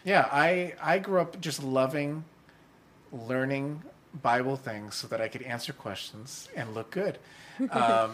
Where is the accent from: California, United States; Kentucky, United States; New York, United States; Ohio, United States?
California, United States; Vallejo; I grew up in Northern California. I was born in a town called Vallejo.